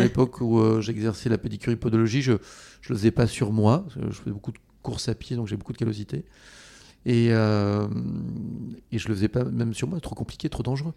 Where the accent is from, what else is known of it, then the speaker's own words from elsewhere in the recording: Treignac, Nouvelle-Aquitaine, France; mon village où j'ai grandi, en Haute-Corrèze